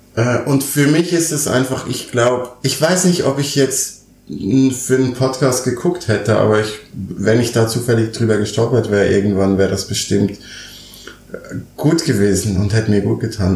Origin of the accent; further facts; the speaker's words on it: Switzerland; moved away as an adult; now in Berlin, Germany; ich bin gebürtig Schweizer